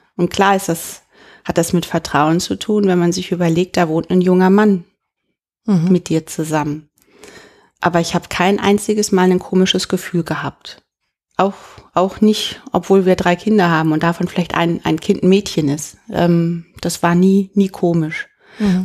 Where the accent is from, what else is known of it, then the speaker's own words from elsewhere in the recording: North Rhine-Westphalia, Germany; accent: Westphalian; now in Heidelberg, Germany; Ich komme auch aus so einem 500-Seelen-Dörfchen in Ostwestfalen